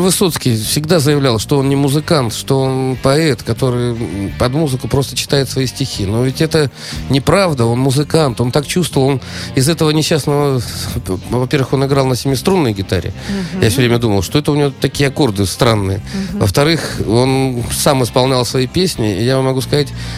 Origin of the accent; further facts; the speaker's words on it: Saint Petersburg, Russia; я из Петербурга